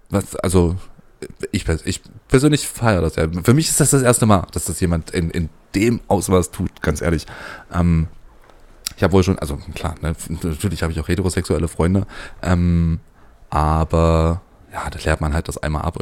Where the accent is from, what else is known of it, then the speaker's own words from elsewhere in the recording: Magdeburg, Saxony-Anhalt, Germany; now in Leipzig, Germany; ich komme eigentlich aus Magdeburg. ähm, also für die, die es nicht kennen, ist die Landeshauptstadt von Sachsen-Anhalt.